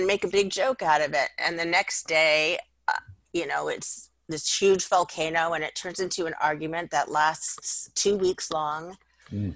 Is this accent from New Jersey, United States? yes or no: no; Los Angeles, California, United States; I grew up in North Hollywood, Studio City area. It would be called Valley Village now